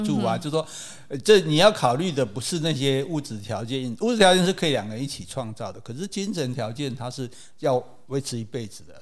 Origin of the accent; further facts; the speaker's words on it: Taiwan; 可是你看我们台湾人来就不一样啊